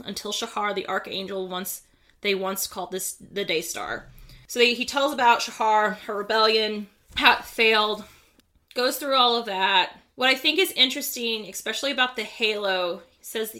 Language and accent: English; Midwest, United States; We're from the Midwest